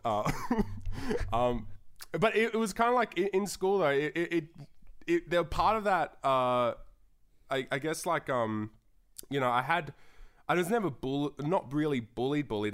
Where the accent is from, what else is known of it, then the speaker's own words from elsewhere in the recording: Darwin, Northern Territory, Australia; moved away; growing up in Darwin